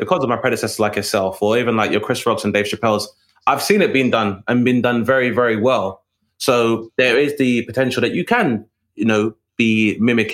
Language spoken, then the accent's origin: English; London, United Kingdom; growing up in Southeast London